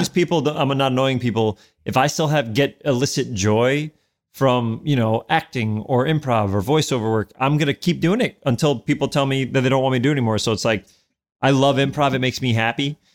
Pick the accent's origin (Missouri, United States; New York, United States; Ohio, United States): New York, United States; New York City; moved away as an adult; also born or lived in Edgemont, Westchester, New York / Manhattan, New York; I was born in Albert Einstein Hospital, and then I grew up in the North Bronx